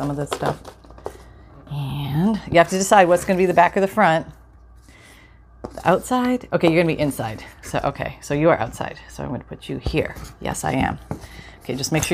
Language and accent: English; Canada; My parents had shoe stores. Yeah, a couple of shoe stores growing up in Canada.